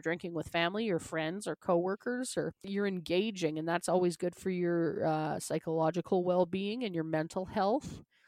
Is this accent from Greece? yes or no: no; Canada; accent: Canadian; I'm from Canada